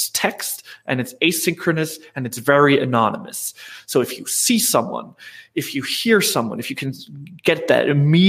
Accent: Germany; I'm from Germany, so I've been an entrepreneur in Europe

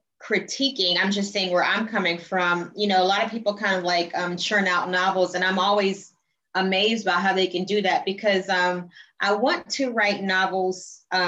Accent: College Park, Georgia, United States; also born or lived in Jamaica; So I grew up in College Park, East Point, Metro Atlanta. And then my family is originally from Jamaica

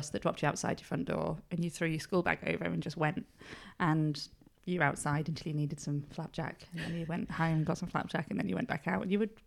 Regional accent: Upper Booth, England, United Kingdom; so I'm from Upper Booth at the top end of the village. And we just used to be outside all the time.

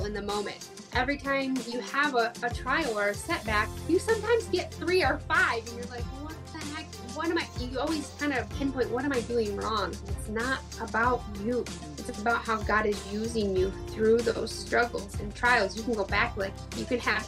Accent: West Michigan, United States; also born or lived in Arkansas; I grew up in West Michigan almost my whole life

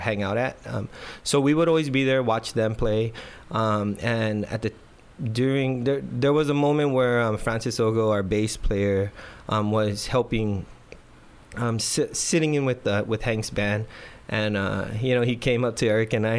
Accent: Guam; moved away as an adult; now in San Diego, United States; our generation growing up on Guam

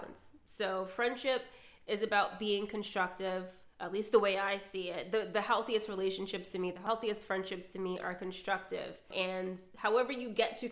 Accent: United States; We're from America, so like we're from colonization

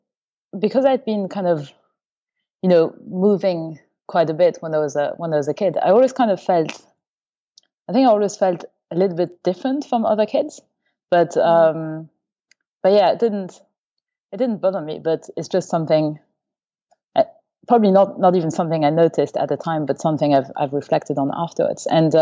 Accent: Luxembourg; also born or lived in Paris, France / Germany; So I was born in France, near Paris, and when I was about 2 or 3, we moved to Germany because of my dad's job. So I went to kindergarten in Germany, and after that we moved to Luxembourg

